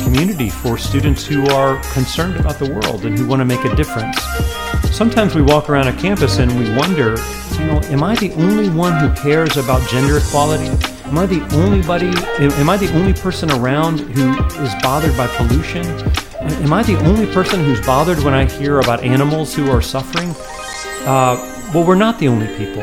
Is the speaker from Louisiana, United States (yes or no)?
no; Boone, North Carolina, United States; my job is there in my hometown